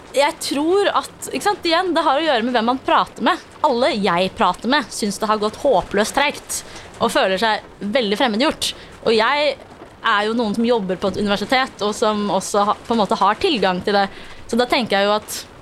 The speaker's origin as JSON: {"language": "Norwegian", "region": "Oslo", "country": "Norway", "said": "jeg er fra Oslo, og alltid er vant til at folk lever helt forskjellig"}